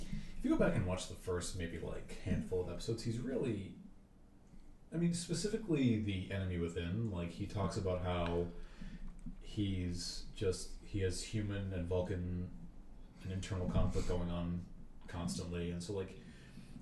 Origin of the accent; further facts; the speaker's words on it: Boston, Massachusetts, United States; accent: Boston; my Boston accent